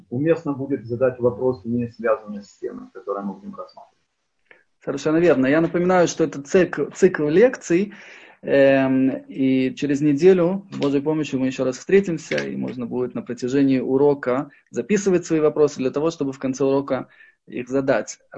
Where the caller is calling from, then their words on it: Germany; я тут просто из Германии к вам подключился